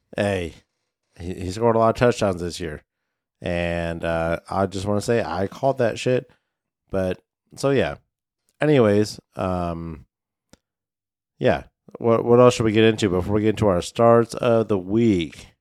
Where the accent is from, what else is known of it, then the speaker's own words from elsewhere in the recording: Midwest, United States; now in Inland Pacific Northwest, United States; I grew up in the Midwest.